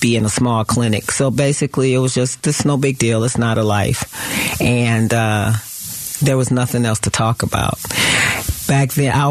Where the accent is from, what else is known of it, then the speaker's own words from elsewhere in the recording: Detroit, Michigan, United States; Growing up, I grew up in Detroit, Michigan.